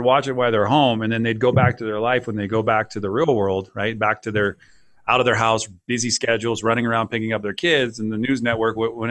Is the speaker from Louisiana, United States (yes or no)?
no; California, United States; now in Colorado, United States; I'm from California